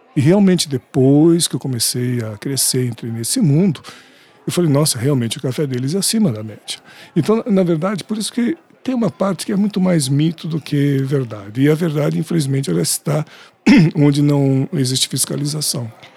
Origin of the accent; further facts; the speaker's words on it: São Paulo, Brazil; also born or lived in Minas Gerais; sou aqui de São Paulo